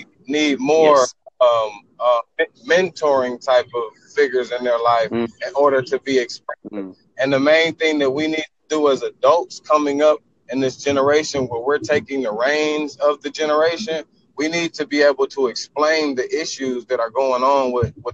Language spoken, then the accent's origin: English; Detroit, Michigan, United States; now in Texas, United States; I was born in Detroit, Michigan